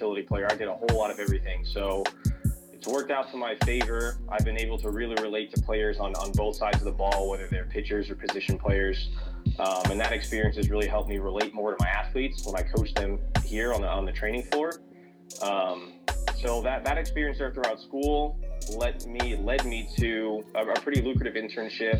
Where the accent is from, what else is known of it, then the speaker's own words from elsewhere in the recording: New York, United States; moved away as an adult; also born or lived in West Virginia; I'm coming down from New York. That's where I, you know, grew up, born and raised